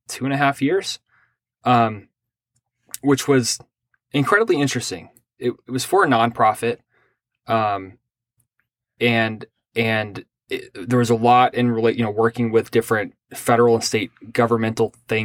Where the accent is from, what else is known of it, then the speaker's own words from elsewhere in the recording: Pasadena, Texas, United States; also born or lived in Ohio / Minnesota / Kentucky; so I was born in Ohio. My family moved to Texas. There was a period where we moved to Minnesota and then to Kentucky and then back down to Texas. We were kind of all over the place.